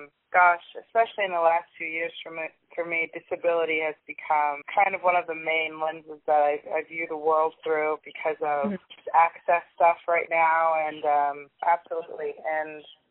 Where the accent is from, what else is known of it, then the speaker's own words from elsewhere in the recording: United States; now in England, United Kingdom; I'm originally from the United States. I kind of moved around a lot, but I'm currently living in England.